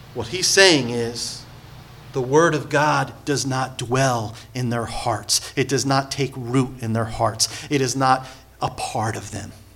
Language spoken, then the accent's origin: English; Point Pleasant, United States; I come from Point Pleasant, small little town.